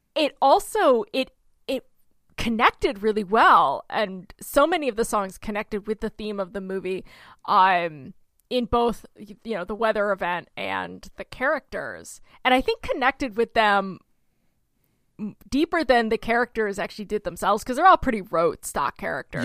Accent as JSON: {"language": "English", "region": "Oklahoma", "country": "United States", "also_born_or_lived": "Cobblestone, New York", "said": "I'm from Oklahoma"}